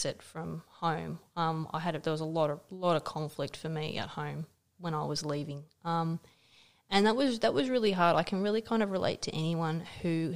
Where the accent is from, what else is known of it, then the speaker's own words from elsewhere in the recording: Blue Mountains, New South Wales, Australia; I grew up in the Blue Mountains